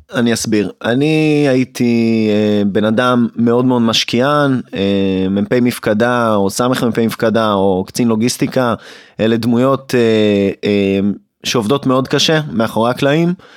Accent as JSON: {"language": "Hebrew", "town": "Hod HaSharon", "region": "Central District", "country": "Israel", "tie": "born or raised there", "said": "גדלתי בהוד השרון"}